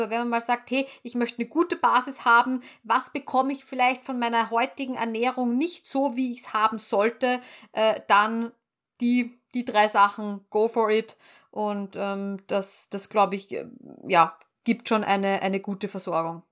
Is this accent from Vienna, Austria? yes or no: yes; Vienna, Austria; wir bei uns in Wien